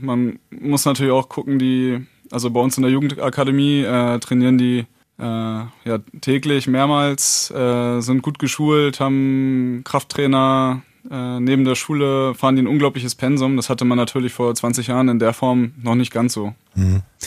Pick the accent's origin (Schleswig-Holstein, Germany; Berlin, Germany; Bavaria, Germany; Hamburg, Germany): Schleswig-Holstein, Germany; Neumünster; moved away as an adult; also born or lived in Lübeck; now in Hannover, Germany; ich bin aus Norddeutschland, äh, geboren in Neumünster, hab lange in Lübeck gelebt und, äh, bin, glaub ich, zweitausendsieben nach Hannover gezogen.